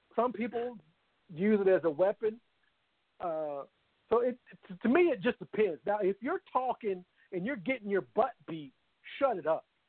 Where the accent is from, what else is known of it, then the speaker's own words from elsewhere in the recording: Louisville, Kentucky, United States; born and raised in Louisville